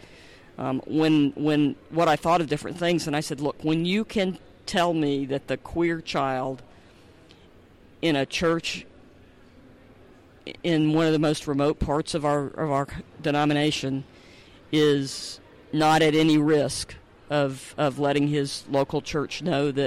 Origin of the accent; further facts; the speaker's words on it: the South, United States; moved away; also born or lived in Baltimore-Washington area; I grew up in the South